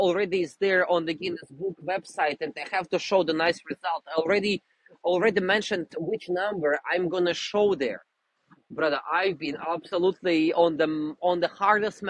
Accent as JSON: {"language": "English", "country": "Russia", "second_language": "English", "moved": "yes", "said": "I'm originally from Russia"}